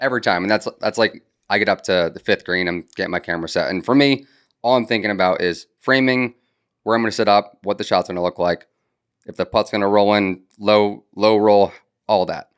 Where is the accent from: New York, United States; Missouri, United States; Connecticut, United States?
Connecticut, United States; moved away as an adult; now in Charleston, United States; I'm from Connecticut.